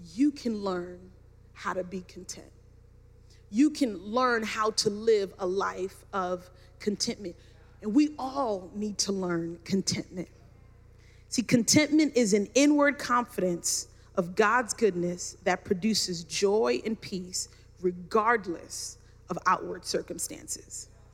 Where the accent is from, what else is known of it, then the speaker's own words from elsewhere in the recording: New York City, New York, United States; I grew up in Brooklyn, New York, had the finest education